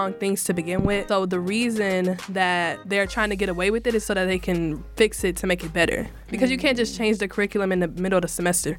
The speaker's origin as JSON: {"language": "English", "town": "Dallas", "region": "Texas", "country": "United States", "moved": "yes", "said": "I'm from Dallas"}